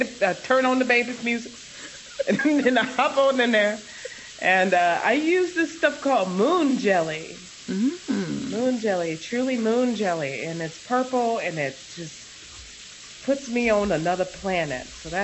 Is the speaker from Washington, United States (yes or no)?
no; Maywood, Illinois, United States; moved away as an adult; also born or lived in China; I was born in Maywood. I believe Maywood counts. Maywood is an extension of the west side of Chicago.